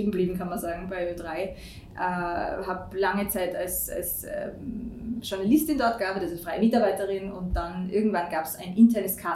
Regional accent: Tyrol, Austria; moved away as an adult; also bin von Tirol, bin eine Tirolerin, äh, wie man doch noch hört.

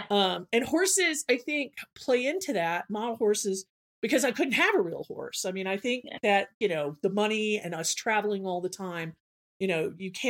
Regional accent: Southern United States, United States; I'm from the South, but my parents are liberals.

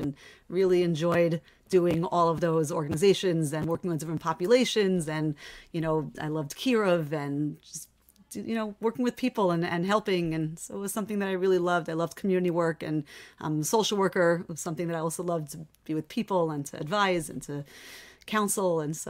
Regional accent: Lawrence, New York, United States; moved away as an adult; now in Boca Raton, United States; I'm from Lawrence, New York.

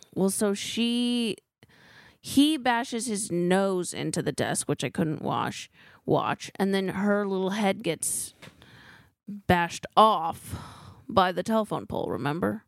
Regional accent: California, United States; I'm from California.

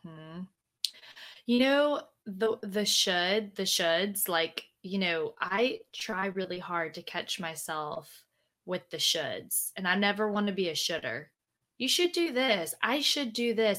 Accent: Louisiana, United States; moved away; I am from Louisiana, I'm from the South, and people, you know, a lot of mm. people from where I'm from have never like left

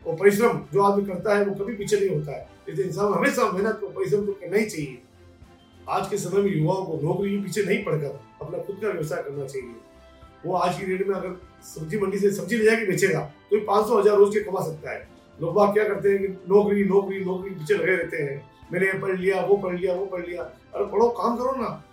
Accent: Udaipur, Rajasthan, India; मेरा जन्म उदयपुर में हुआ वायु की गड्डी छोटी जगह हुआ हम गली गली घूमते फिरते थे दोस्तों के साथ

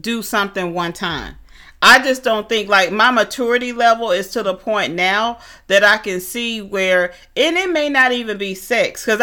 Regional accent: Atlanta, Georgia, United States; moved away; I'm from Atlanta

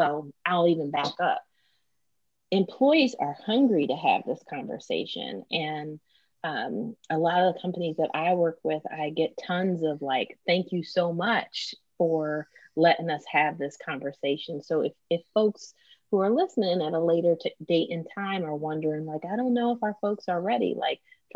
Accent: Philadelphia, Pennsylvania, United States; I'm from Philly.

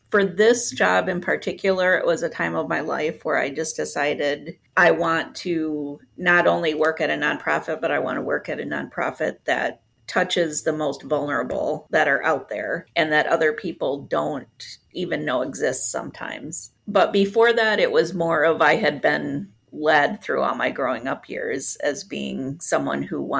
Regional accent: Puerto Rico; also born or lived in Grand Rapids, United States; I was uh, born here in Grand Rapids, but I was raised in Puerto Rico. Um, my parents were missionaries there, and so I speak Spanish fluently, even though I'm gray blonde.

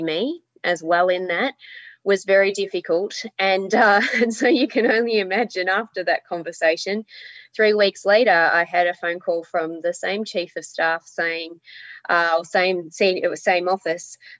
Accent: Melbourne, Victoria, Australia; moved away as an adult; now in Hobart, Australia; I'm from Melbourne originally, but I have lived here for 17 years

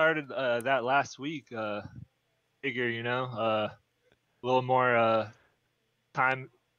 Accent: Los Angeles, California, United States; I'm in LA, born and raised.

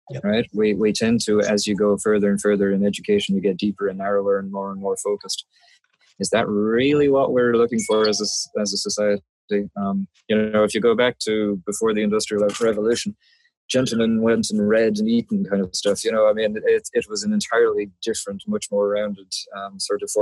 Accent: Ireland; now in San Diego, United States; do remember I'm Irish

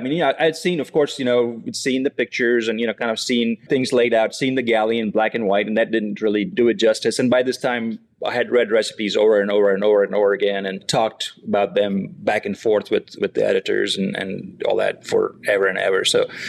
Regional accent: Oxford, Mississippi, United States; And then you say, I'm from Oxford, Mississippi. And the follow-up question is always, no, where are you really from? And then I say, I'm from Oxford, Mississippi.

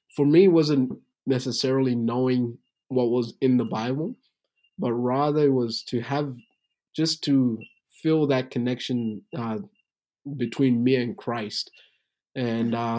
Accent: Tanzania; moved away; also born or lived in Burundi; I was born in Tanzania, Africa, but my background is Burundian, so I'm from Burundi, Africa

